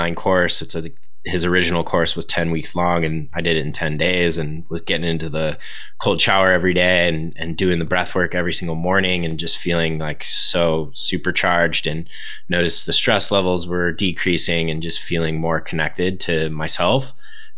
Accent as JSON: {"language": "English", "region": "Southern California", "country": "United States", "tie": "born or raised there", "said": "being a surfer growing up in Southern California"}